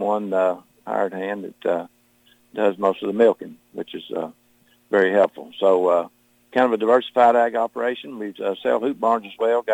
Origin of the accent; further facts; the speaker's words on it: Marion County, Kentucky, United States; Born and raised in Marion County, about 5 or 6 miles away from where I live presently in St. Mary's